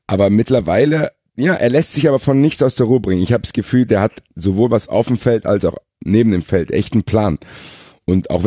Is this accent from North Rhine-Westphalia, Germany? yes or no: no; Frankfurt, Hesse, Germany; Für mich als Frankfurter schmerzhaft.